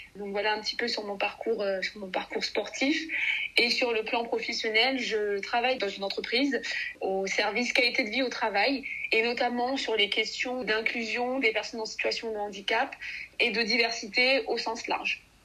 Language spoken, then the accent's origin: French; Mali; je suis native du Mali